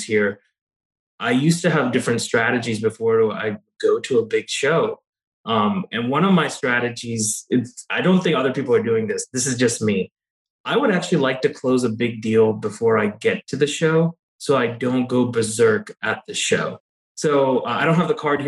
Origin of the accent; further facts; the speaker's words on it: Kentucky, United States; I'm originally from Kentucky